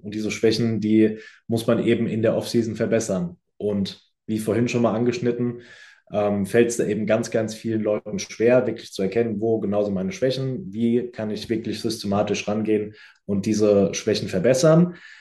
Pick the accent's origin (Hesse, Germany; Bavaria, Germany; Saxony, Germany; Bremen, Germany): Hesse, Germany; near Frankfurt; moved away as an adult; now in Düsseldorf, Germany; ich komme ja ursprünglich aus der Nähe von Frankfurt